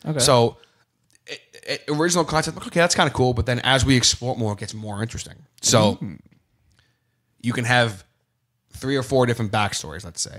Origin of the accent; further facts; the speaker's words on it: Australia; It's okay. I'm from Australia, mate. Don't worry about it. I don't even know our prime minister.